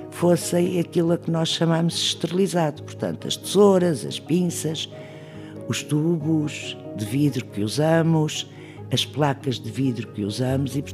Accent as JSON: {"language": "Portuguese", "region": "Trás-os-Montes", "country": "Portugal", "tie": "born there", "said": "nasci em Trás Montes em 1939, trabalhei no técnico toda a minha vida"}